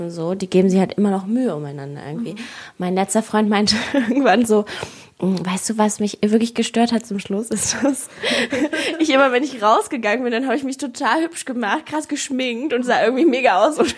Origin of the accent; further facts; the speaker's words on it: Mongolia; moved away; ich komme ja aus der Mongolei.